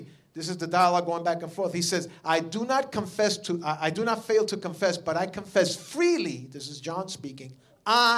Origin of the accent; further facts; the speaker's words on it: New York, United States; I'm from New York